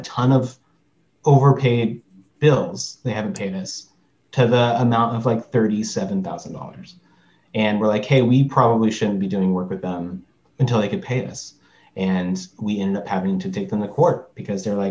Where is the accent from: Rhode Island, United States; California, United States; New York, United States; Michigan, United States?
California, United States; Long Beach; I'm from Long Beach